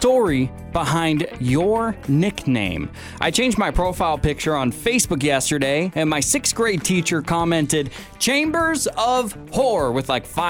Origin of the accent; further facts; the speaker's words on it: Pacific Northwest, United States; Growing up in the Pacific Northwest